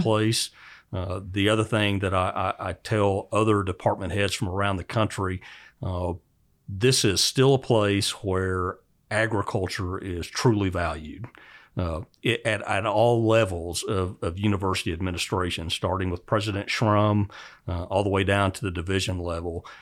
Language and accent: English; Oklahoma, United States; moved away; I grew up in Oklahoma